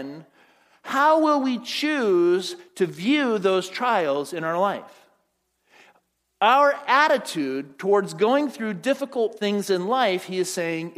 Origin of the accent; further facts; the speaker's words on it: Phoenix, Arizona, United States; moved away as an adult; also born or lived in Pasadena, California; I was living at home in Phoenix with my parents and moved out to go to school at Fuller Seminary in Pasadena